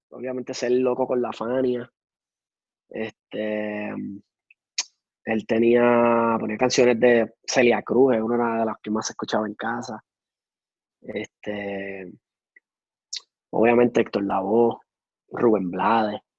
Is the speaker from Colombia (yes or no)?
no; Puerto Rico; now in Miami, United States; Eh, pero siempre nosotros como puertorriqueños la salsa.